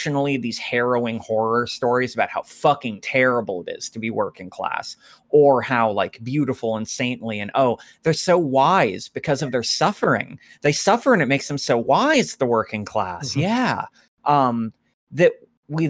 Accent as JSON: {"language": "English", "region": "Appalachia", "country": "United States", "said": "as an Appalachian myself."}